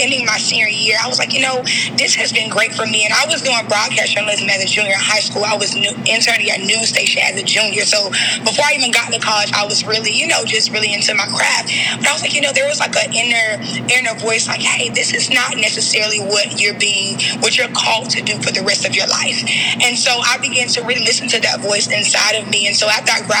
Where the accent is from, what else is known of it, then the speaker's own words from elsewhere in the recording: Jacksonville, Florida, United States; I am from Jacksonville, Florida.